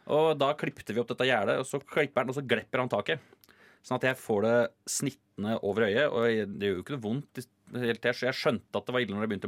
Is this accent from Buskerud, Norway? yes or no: yes; Geilo, Buskerud, Norway; Nei, jeg er fra Geilo.